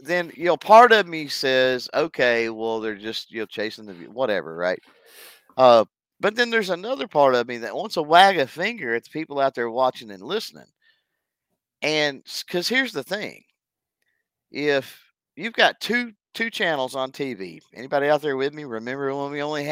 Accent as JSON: {"language": "English", "region": "Texas", "country": "United States", "said": "being from Texas"}